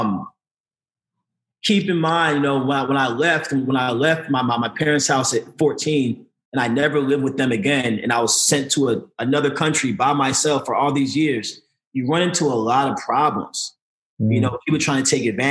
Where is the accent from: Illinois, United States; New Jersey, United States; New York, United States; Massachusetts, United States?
Illinois, United States; Chicago; moved away; also born or lived in St. Louis, Missouri; I was born and raised in St. Louis, but I grew up a lot in Chicago